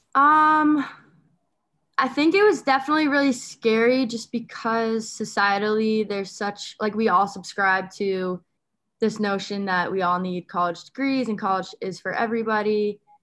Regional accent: Westport, Connecticut, United States; also born or lived in Pomfret, Connecticut / Amherst, Massachusetts; I grew up in Westport, Connecticut, um, and I went to boarding school in Pomfret, Connecticut

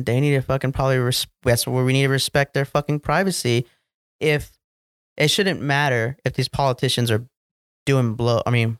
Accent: Texas, United States; So first team is Cowboys, obviously, because I grew up in Texas.

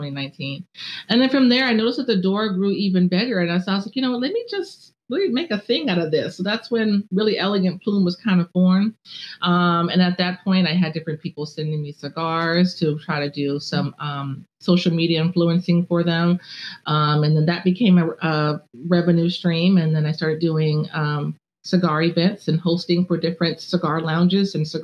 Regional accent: Southern California, United States; now in Charlotte, United States; I'm from Southern California

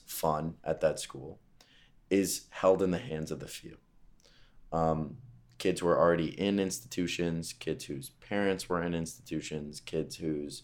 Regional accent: Westchester, New York, United States; I'm from Westchester, New York, the suburbs outside of New York City

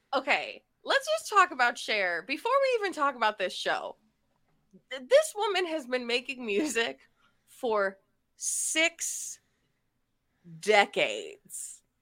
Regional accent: Akron, Ohio, United States; Akron's my hometown

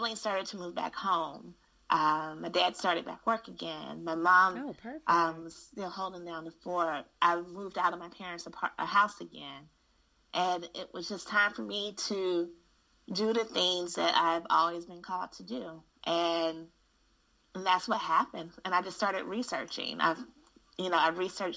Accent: Gary, Indiana, United States; moved away; I am born and raised in Gary, Indiana

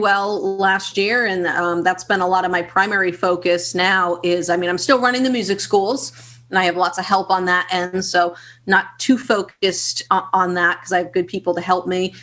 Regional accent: Boston, Massachusetts, United States; I'm from Boston, Massachusetts

